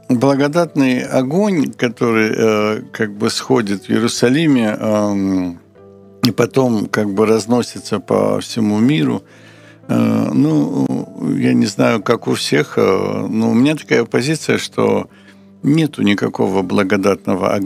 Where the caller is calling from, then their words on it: Kharkiv, Kharkiv Oblast, Ukraine; Здравствуйте, я я из Харькова.